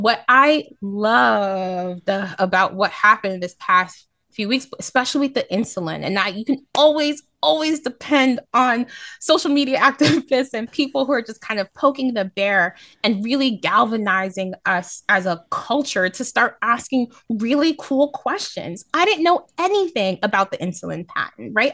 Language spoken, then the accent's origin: English; New York City, New York, United States; as a New Yorker